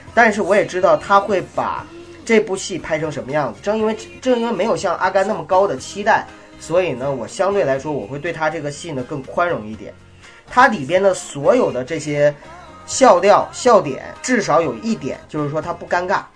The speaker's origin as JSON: {"language": "Chinese", "country": "China", "said": "我们中国人"}